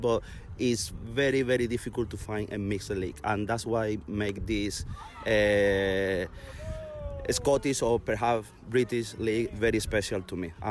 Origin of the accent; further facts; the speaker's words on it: Venezuela; now in United Kingdom; So I'm from Venezuela originally